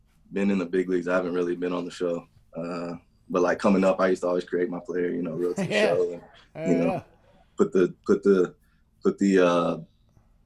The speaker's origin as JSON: {"language": "English", "region": "Tennessee", "country": "United States", "said": "I'm from Tennessee."}